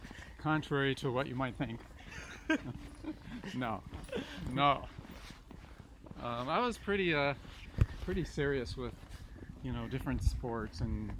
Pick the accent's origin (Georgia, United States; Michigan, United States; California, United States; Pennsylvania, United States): California, United States; San Mateo; Grew up in San Mateo, California.